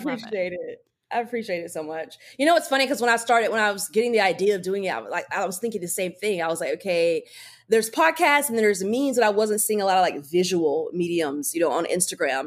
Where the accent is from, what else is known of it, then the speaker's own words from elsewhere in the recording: North Carolina, United States; now in Los Angeles, United States; we're both from North Carolina